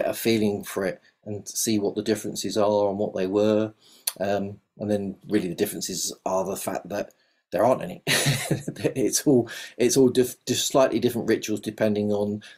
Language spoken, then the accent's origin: English; London, United Kingdom; accent: South London; moved away as an adult; now in Devon, United Kingdom; So that's where most of my accent is from, South London